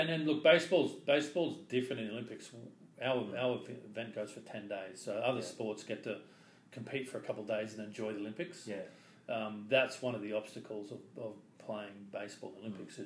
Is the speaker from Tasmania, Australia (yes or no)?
no; Brisbane, Queensland, Australia; growing up in Brisbane, my dad was an avid sports person